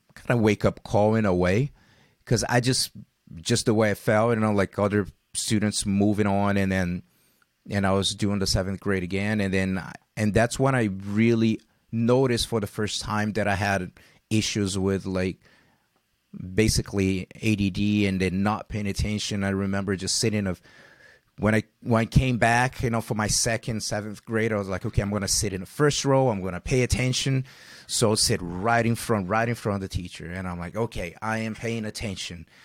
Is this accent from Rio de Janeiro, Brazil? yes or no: yes; Rio de Janeiro, Brazil; living, growing up in Rio